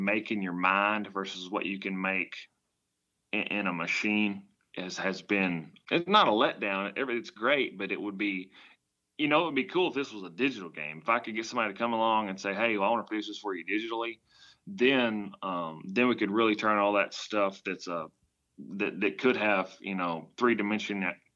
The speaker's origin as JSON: {"language": "English", "country": "United States", "accent": "country", "said": "I'm from the country, if you can't tell from my accent"}